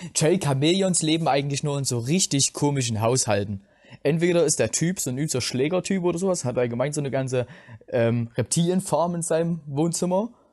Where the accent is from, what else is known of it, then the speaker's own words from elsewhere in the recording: Plauen, Saxony, Germany; ich komme aus Plauen im Vogtland